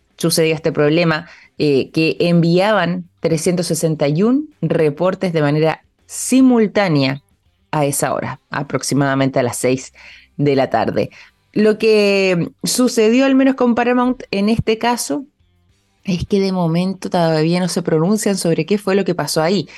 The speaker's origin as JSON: {"language": "Spanish", "country": "Chile", "said": "como chilenos"}